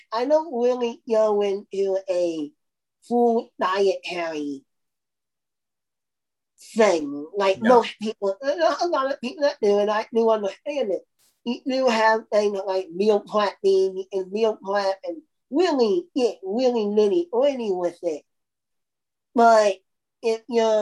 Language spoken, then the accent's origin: English; Indiana, United States; I'm from Indiana, and basketball is a big thing here in Indiana